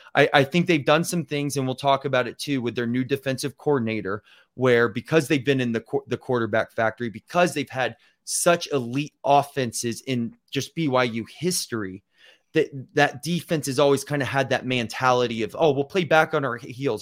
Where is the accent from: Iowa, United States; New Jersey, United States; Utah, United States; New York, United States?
Utah, United States; Provo; I was born in Provo